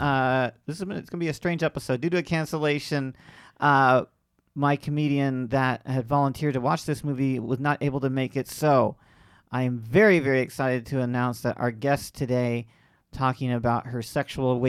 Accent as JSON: {"language": "English", "town": "Lakeland", "region": "Florida", "country": "United States", "tie": "born or raised there", "said": "my hometown of Lakeland, Florida"}